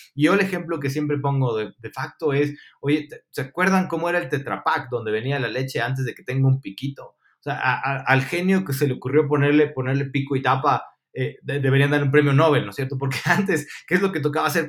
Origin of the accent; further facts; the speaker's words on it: Ecuador; also born or lived in Argentina; nosotros fallamos como ecuatorianos